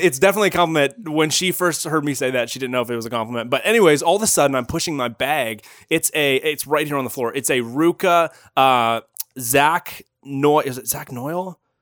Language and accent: English; Canada; moved away as an adult; also born or lived in Toronto; now in Northern California, United States; I'm actually Canadian